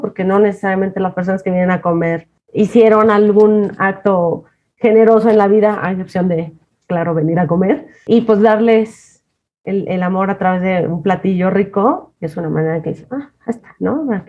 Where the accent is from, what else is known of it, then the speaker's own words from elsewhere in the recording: Jalisco, Mexico; moved away as an adult; now in Mexico City, Mexico; me encantan los mariscos como soy de Jalisco